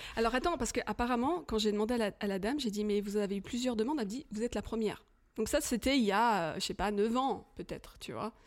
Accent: France; moved away as an adult; now in Switzerland; je suis française d'origine, mais ça fait plus de 23 ans hein, que, j'habite en Suisse

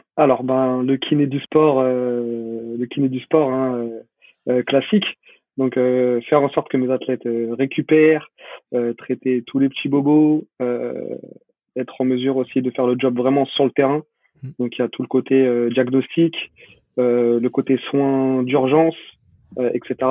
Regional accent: Paris, Île-de-France, France; je suis, parisien, je suis de Paris.

